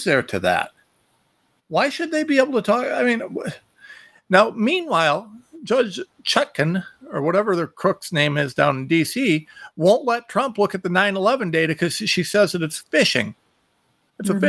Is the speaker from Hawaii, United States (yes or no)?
no; Ohio, United States; I'm from Ohio, you know, we're used to following tractors